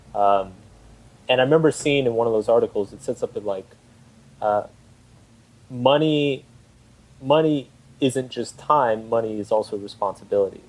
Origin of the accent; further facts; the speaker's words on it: Austin, Texas, United States; moved away; I'm originally from Austin, Texas